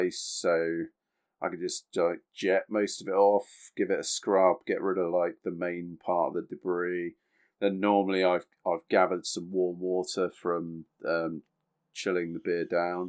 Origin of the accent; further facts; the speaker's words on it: United Kingdom; We are British